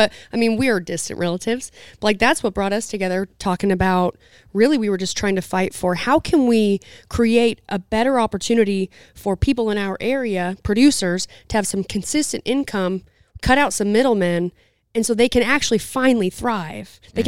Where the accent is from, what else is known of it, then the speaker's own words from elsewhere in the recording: Utah, United States; And I grew up in Southern Utah, so it's not a city.